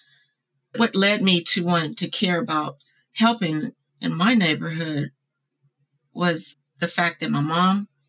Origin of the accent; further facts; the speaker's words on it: Louisville, Kentucky, United States; I'm from Louisville, Kentucky. I grew up there in the disenfranchised part of Louisville called West Louisville.